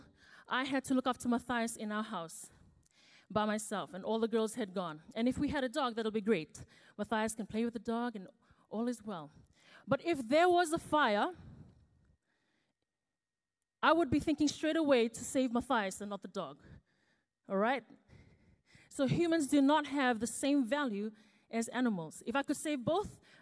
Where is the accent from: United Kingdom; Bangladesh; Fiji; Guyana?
Fiji; now in New Zealand; I was actually born and raised in Fiji before I moved here to New Zealand.